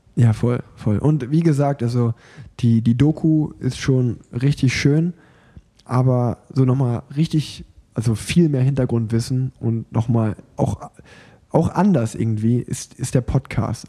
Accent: Sauerland, North Rhine-Westphalia, Germany; moved away; in meiner alten Heimat

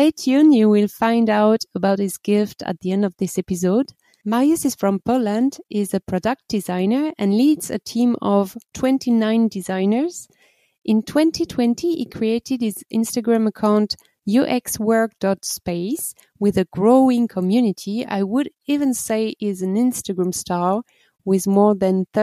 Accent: France; moved away; I'm coming from the Atlantic coast in France

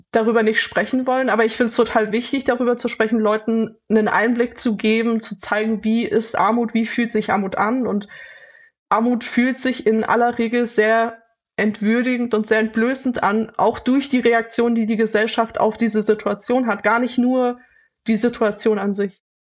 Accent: Leipzig, Saxony, Germany; Ich bin in Leipzig aufgewachsen

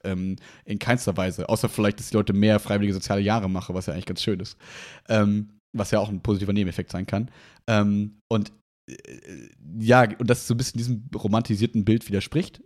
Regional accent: Germany; bei uns in Deutschland

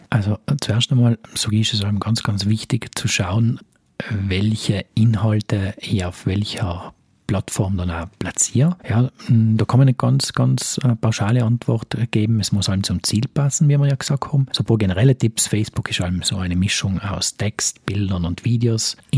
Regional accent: South Tyrol, Trentino-Alto Adige, Italy; Ist jetzt LinkedIn bei uns in Südtirol relevant?

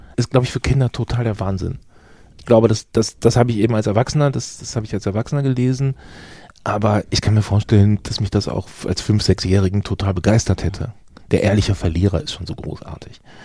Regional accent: Gütersloh, North Rhine-Westphalia, Germany; also born or lived in Bielefeld; ich bin in Gütersloh geboren

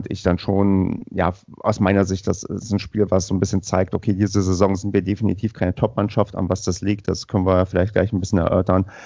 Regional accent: Brandenburg, Germany; moved away as an adult; now in Paderborn, Germany; Ich bin eigentlich gar nicht aus Ostwestfalen, ich komme aus ähm, Ostdeutschland, ich bin eigentlich Brandenburger und bin zum Studium nach Paderborn gekommen

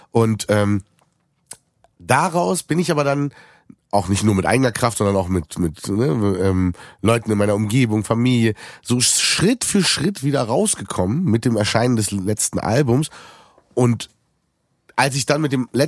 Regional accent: Berlin, Germany; Aber als Berliner gar nicht so weit entfernt von uns

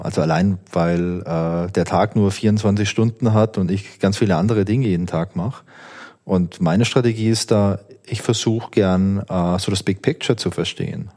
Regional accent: Southern Germany, Germany; Und ich komme ja aus Süddeutschland

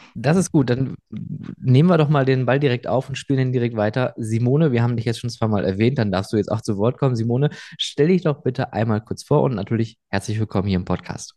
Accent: Rhineland, Germany; moved away; in meine Heimat eher ins äh, Rheinland

